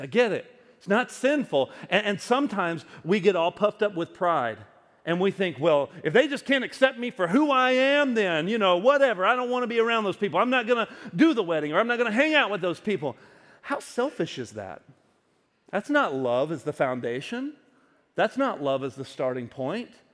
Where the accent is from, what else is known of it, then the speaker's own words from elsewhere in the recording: the South, United States; moved away as an adult; now in Wisconsin, United States; I grew up in the South